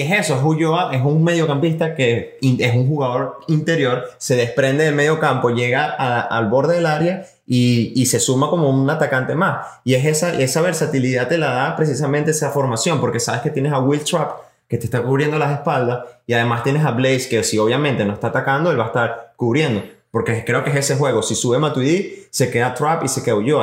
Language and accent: Spanish; Venezuela; nosotros somos como venezolanos que somos